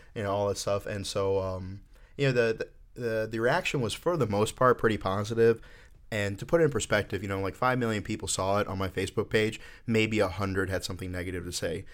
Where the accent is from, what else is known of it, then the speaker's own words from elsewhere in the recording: Orlando, Florida, United States; So I am from Florida. I, uh, grew up in Orlando